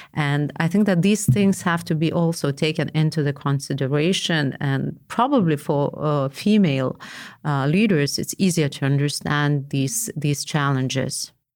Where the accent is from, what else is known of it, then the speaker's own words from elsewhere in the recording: Vilnius, Vilnius County, Lithuania; I was from Vilnius.